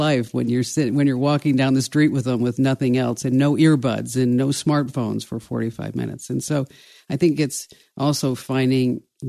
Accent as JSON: {"language": "English", "town": "Watchung", "region": "New Jersey", "country": "United States", "tie": "born or raised there", "said": "I grew up in, I know everybody likes to say that I grew up in New Jersey in Watchung."}